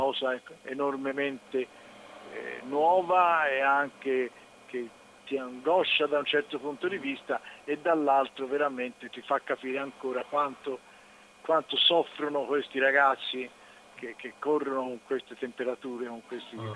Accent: Florence, Tuscany, Italy; pur essendo fiorentini

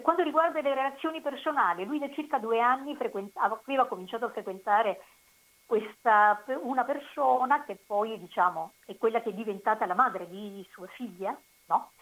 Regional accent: Senise, Basilicata, Italy; moved away as an adult; also born or lived in Rome, Italy / Uruguay; io sono originaria della provincia di Potenza, sì. eh, Senisse

